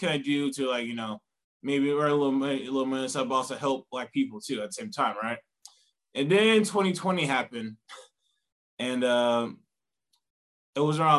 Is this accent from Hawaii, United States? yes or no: no; Blythewood, South Carolina, United States; Near a small town called Blythewood near Columbia, the capital of Columbia.